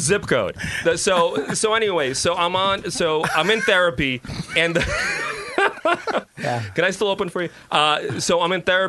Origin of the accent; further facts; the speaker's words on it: New York City, New York, United States; I grew up in the South Bronx. I was the only white kid in my whole neighborhood